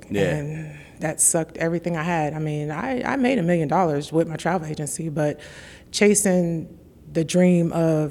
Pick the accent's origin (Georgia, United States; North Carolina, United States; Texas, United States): North Carolina, United States; Jacksonville; now in Atlanta, United States; I'm actually from Jacksonville, North Carolina.